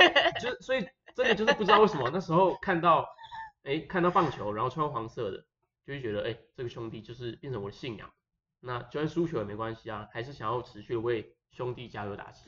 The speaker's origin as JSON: {"language": "Chinese", "country": "Taiwan", "said": "我是台湾的"}